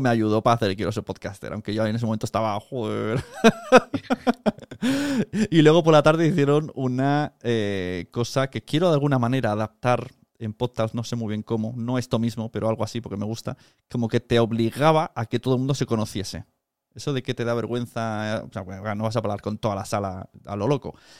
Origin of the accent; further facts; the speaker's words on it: Palau-solità i Plegamans, Catalonia, Spain; mi pueblo, de Palau Plemans